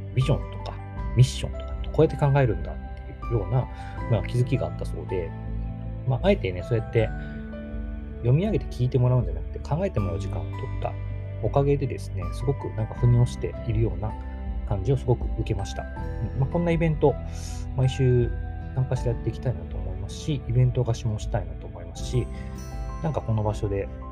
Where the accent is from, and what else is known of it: Takamatsu, Kagawa, Japan; born or raised there